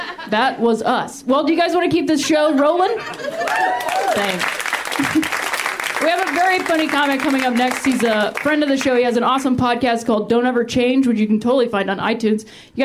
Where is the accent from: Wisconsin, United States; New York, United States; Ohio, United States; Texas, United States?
Ohio, United States; Akron; my hometown, which is a little town called the Wrong Side of the Tracks. I'm from Akron, Ohio, which is not a small city